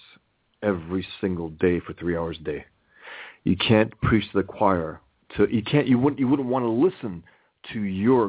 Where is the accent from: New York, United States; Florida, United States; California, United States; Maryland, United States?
New York, United States; New York City; born and raised in America, me in the Bronx